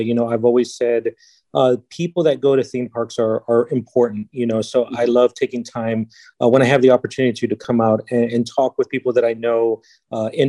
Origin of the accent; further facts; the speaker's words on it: San Antonio, Texas, United States; born and raised in San Antonio, Texas